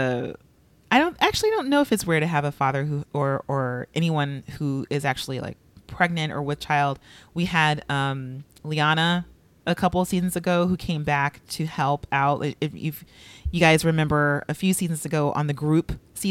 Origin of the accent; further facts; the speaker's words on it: Los Angeles, California, United States; I'm from LA, but I grew up across the street from Inglewood